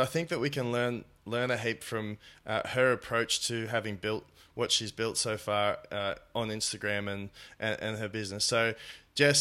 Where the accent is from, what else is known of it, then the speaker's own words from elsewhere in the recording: Newcastle, New South Wales, Australia; a social media agency in my hometown of Newcastle, New South Wales, Australia